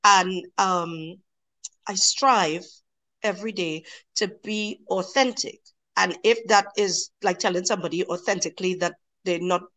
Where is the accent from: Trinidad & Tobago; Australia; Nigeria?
Trinidad & Tobago; moved away; I come from Trinidad and Tobago, and where I come from, people look like me, they look like you, they look like other people, but they all sound like me